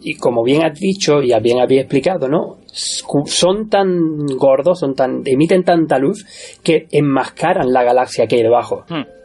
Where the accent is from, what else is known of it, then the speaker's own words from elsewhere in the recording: Córdoba, Andalusia, Spain; now in Australia; con este acento soy nacido en Córdoba